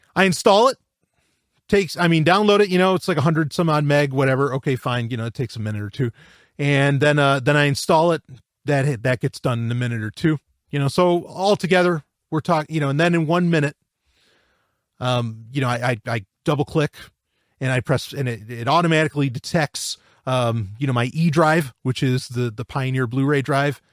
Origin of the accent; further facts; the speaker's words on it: New York, United States; I'm from New York.